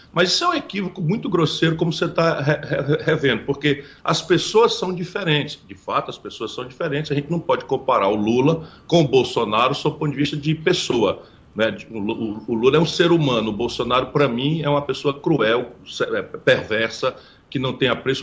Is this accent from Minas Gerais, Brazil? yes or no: no; Ceará, Brazil; also born or lived in Pindamonhangaba, São Paulo; Eu nasci em Pindamonhangaba, no interior de São Paulo, embora tenha sido criado no Ceará